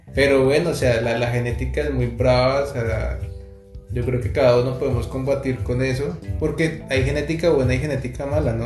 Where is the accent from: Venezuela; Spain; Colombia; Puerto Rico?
Colombia; Bogotá; now in Montreal, Canada; somos de Bogotá, Colombia. Actualmente nos encontramos en Montreal, Canadá